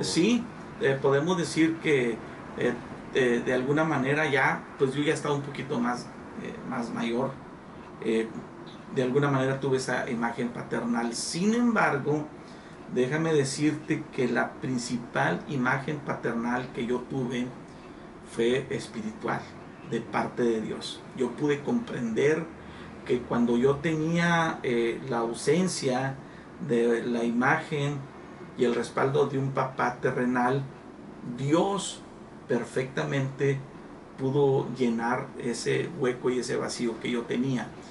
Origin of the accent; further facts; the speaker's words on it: Nueva Rosita, Coahuila, Mexico; now in Piedras Negras, Mexico; soy originario de Nueva Rosita, Coahuila, pero pues adoptado aquí en piedra Negras, Coahuila